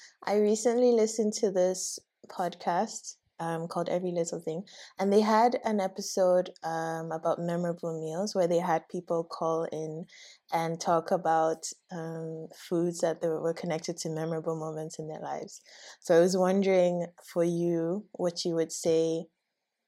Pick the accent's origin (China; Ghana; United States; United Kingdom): Ghana; I grew up in Okosumbo, and so it was me and my sister